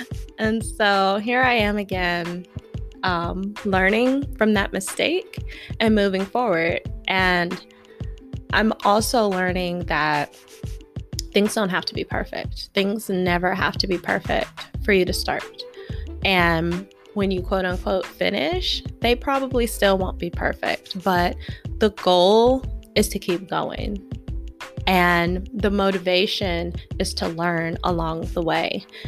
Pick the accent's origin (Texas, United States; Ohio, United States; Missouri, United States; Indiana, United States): Texas, United States; Houston; moved away as an adult; now in Escondido, United States; I currently live in Escondido, California. I moved out here from Houston, Texas when I joined the military, and my first and only duty station was in San Diego County, and that's what brought me to California.